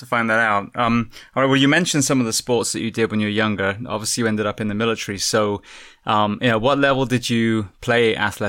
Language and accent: English; England, United Kingdom; moved away as an adult; also born or lived in Southern California; now in Florida, United States; I'm born and bred in England and now we live in Florida.